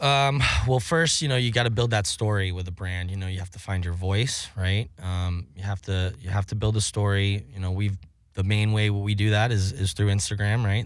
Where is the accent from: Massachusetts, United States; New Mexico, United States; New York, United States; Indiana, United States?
Massachusetts, United States; Cape Cod; moved away; I grew up on Cape Cod.